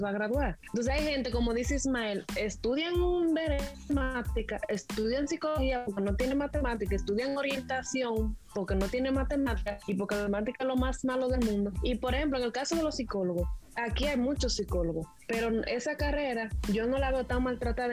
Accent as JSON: {"language": "Spanish", "country": "Dominican Republic", "said": "en mi país"}